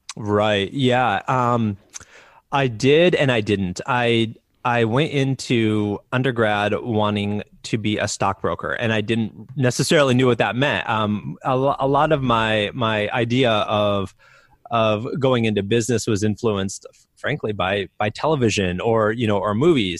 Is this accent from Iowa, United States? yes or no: yes; Iowa, United States; I grew up in the Midwest in Iowa